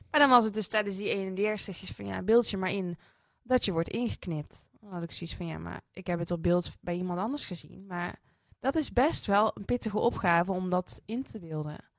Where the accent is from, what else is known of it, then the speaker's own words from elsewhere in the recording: Netherlands; Ik ben opgegroeid in Sprankapelle, een christelijk dorp